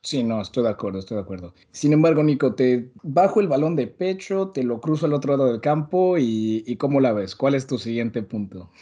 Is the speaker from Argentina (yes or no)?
no; Mexico; moved away; also born or lived in Madrid, Spain